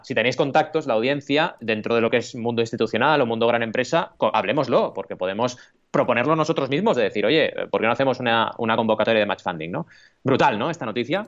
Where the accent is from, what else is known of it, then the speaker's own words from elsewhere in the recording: Catalonia, Spain; also born or lived in Argentina; nací en Argentina, ¿vale? Y, llegué aquí a los ocho años y digo catalanadas